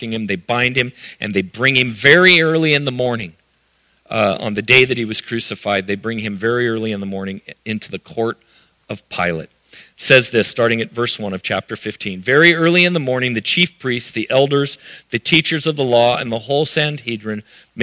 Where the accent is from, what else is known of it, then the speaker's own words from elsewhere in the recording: United States; being an American